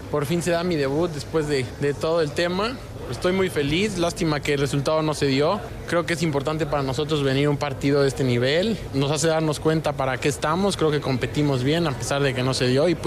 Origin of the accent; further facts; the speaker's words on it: Mexico; todos sabemos que, que lo soy